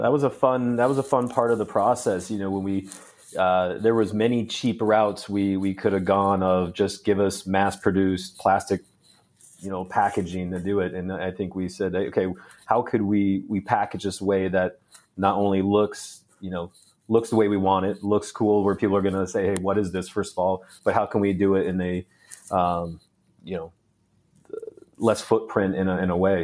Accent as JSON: {"language": "English", "town": "Phoenix", "region": "Arizona", "country": "United States", "tie": "born or raised there", "also_born_or_lived": "Canada", "said": "I grew up in the Phoenix area"}